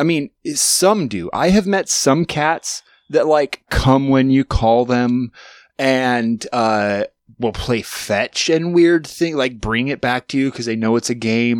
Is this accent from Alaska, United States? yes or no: yes; Alaska, United States; I grew up in Alaska in a very small town